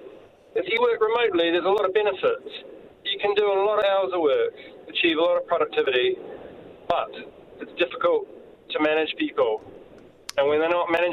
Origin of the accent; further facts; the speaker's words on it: New Zealand; moved away as an adult; also born or lived in United Kingdom; I'm a Kiwi, returned here to Auckland